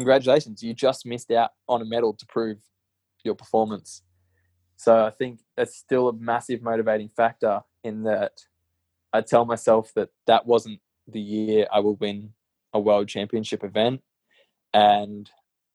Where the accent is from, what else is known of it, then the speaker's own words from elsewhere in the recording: Gold Coast, Queensland, Australia; growing up on the Gold Coast